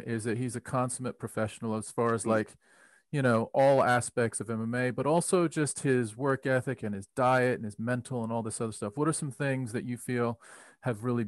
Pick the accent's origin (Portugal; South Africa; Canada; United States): United States; I'm American